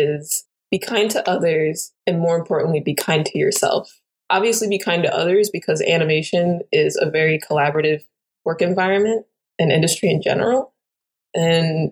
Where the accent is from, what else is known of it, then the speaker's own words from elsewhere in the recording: New York, United States; I'm from New York